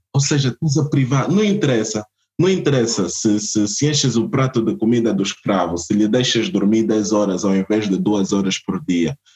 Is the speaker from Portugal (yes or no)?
yes; Portugal; also born or lived in Angola; Eu nasci em Portugal e tudo mais, mas eu sou angolano